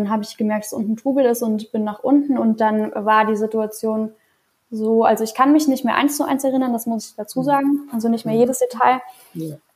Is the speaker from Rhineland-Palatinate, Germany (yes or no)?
yes; Trier, Rhineland-Palatinate, Germany; Ich hatte einen ganz coolen Tag in, äh, in Trier, wo ich aufgewachsen bin